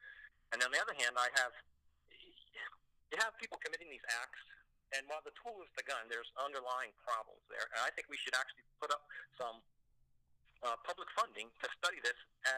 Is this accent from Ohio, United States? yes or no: no; Baltimore, Maryland, United States; I came from Maryland, in Baltimore